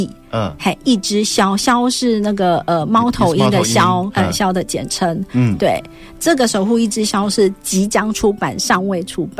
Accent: Taipei, Taiwan; 啊，真的是，啊，是因为我是从台北来的，

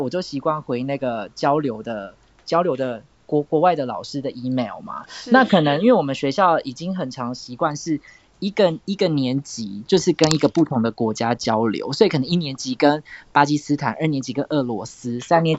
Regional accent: Tainan, Taiwan; 台南啊，我现在住家里。

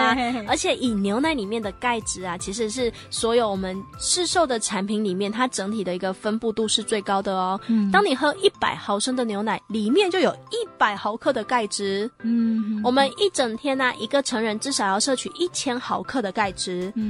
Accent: Taiwan; 所以我们台湾人其实将近百分之八十的人啊，都有分解乳糖的一个障碍。

